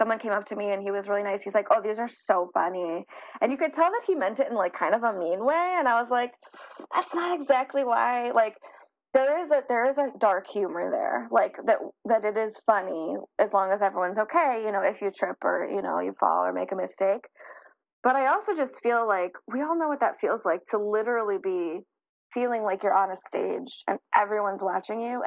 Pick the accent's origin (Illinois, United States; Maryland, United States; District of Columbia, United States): Illinois, United States; Chicago; I'm from Chicago